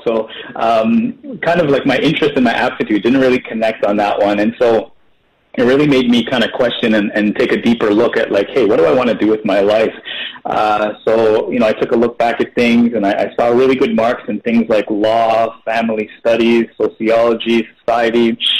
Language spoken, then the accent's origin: English; Guyana; now in Canada; And then you come to Canada, and it's kind of like, well, you're definitely not Canadian. So, and then our descendants are from India.